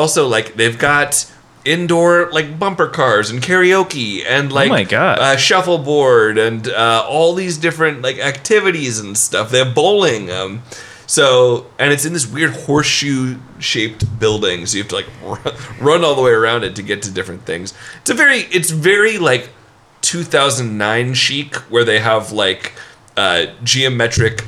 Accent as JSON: {"language": "English", "town": "Bend", "region": "Oregon", "country": "United States", "said": "We're the only place in Oregon that considers ourselves Central Oregon"}